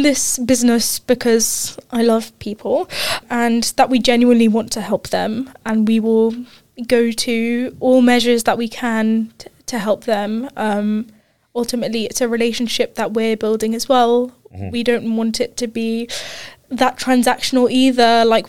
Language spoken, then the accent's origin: English; Qatar; Yeah, so I grew up in Qatar. I moved there when I was six. Grew up there, did primary and secondary school there